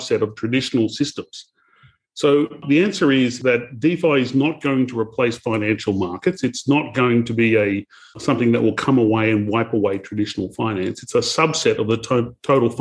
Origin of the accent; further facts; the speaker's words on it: Australia; I'm Australian